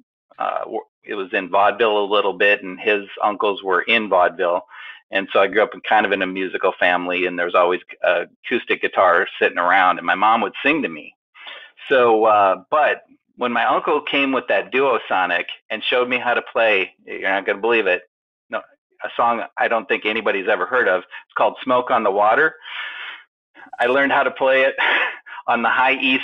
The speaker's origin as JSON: {"language": "English", "area": "Minnesota and Iowa", "region": "Midwest", "country": "United States", "tie": "born or raised there", "moved": "yes", "lives_now": "California, United States", "said": "I grew up in Minnesota and Iowa"}